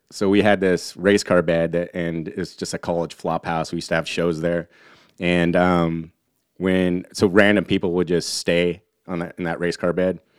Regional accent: Humboldt County, Northern California, United States; moved away; also born or lived in Sonoma County; where I'm from in Humboldt County, everyone has that accent

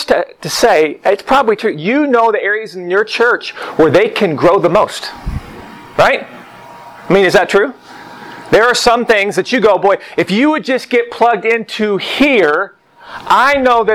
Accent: Oklahoma, United States; And I grew up in Oklahoma. I grew up in a small town.

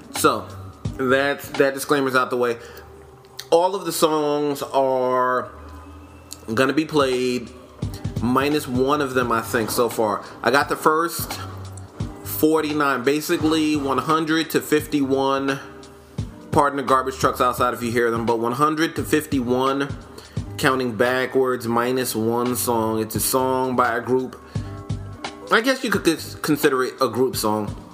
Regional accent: New York, United States; I do have a decidedly East Coast bias. I'm from New York

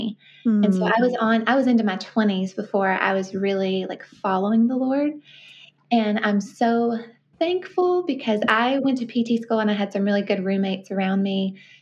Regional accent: Columbia, Tennessee, United States; also born or lived in Memphis, Tennessee / Brentwood, Tennessee; I grew up in Columbia, Tennessee, which is about 40 miles south of Nashville

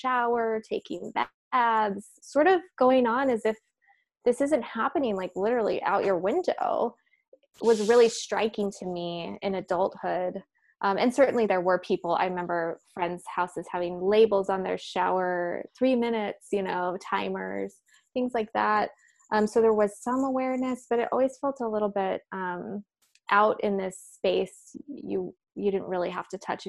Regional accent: Central Valley of California, United States; growing up in the Central Valley of California, there was really no way to separate for me the experience of growing up there and the land itself. It's so agricultural. It's so much farmland.

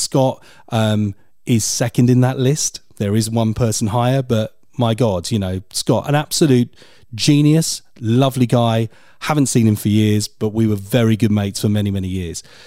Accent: Portsmouth, South East England, United Kingdom; I'm from Portsmouth originally

